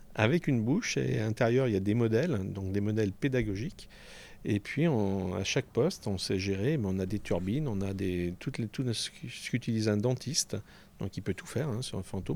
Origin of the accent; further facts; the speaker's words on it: Panissières, Auvergne-Rhône-Alpes, France; also born or lived in Paris / Évian-les-Bains; now in Chablais, France; mon village natal, qui est la capitale de la cravate aujourd'hui